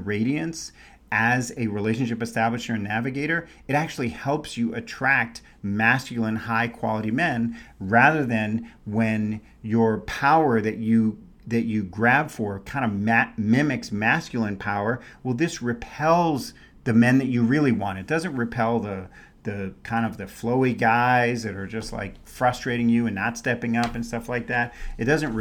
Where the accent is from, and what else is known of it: New York City, New York, United States; born or raised there; also born or lived in San Francisco Bay Area, California; now in Scottsdale, United States